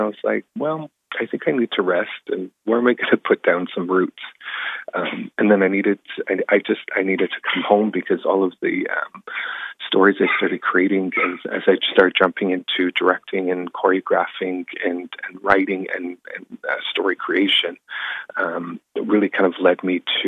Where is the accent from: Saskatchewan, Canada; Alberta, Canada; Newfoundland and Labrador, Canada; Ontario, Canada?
Alberta, Canada; Kainai Blood Reserve, southern; also born or lived in Toronto; So I come from the Kainai Blood Reserve in southern Alberta, and that's where I was born and raised.